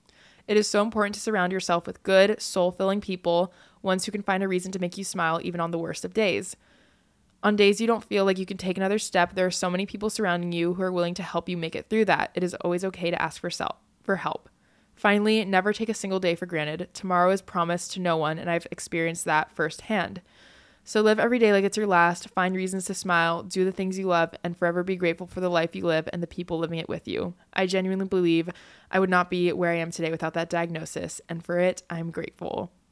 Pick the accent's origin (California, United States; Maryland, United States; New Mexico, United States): California, United States; I was born in California and lived there my entire life. I love California and I always will, but a part of me always felt drawn to moving to the East Coast